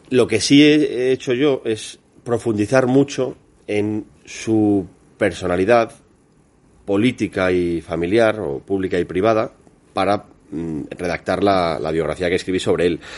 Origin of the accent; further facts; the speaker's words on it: Madrid, Community of Madrid, Spain; also born or lived in Asturias; vivo en Madrid. Soy parte de una familia completamente asturiana.